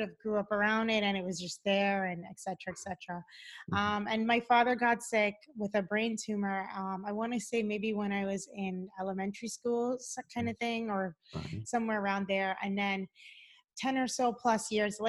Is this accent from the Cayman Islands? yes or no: yes; Cayman Islands; moved away as an adult; also born or lived in Boston, United States; now in Los Angeles, United States; I live in Los Angeles, but I'm originally from the Cayman Islands